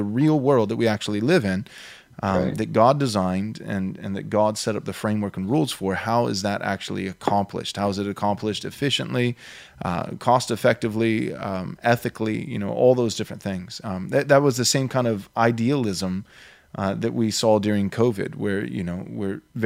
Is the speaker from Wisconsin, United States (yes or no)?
no; Texas, United States; moved away as an adult; also born or lived in Southern California; I moved to Texas. This is where I was born and raised.